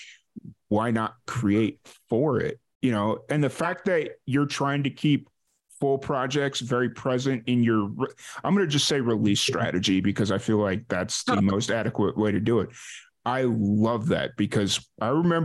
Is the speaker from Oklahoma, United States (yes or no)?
no; Chicago, Illinois, United States; growing up in South Chicago